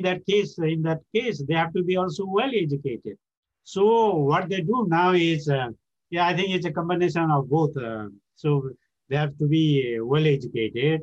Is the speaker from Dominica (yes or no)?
no; Pokhara, Gandaki Province, Nepal; English is a second language; moved away as an adult; West Nepal, like Pokhara, my hometown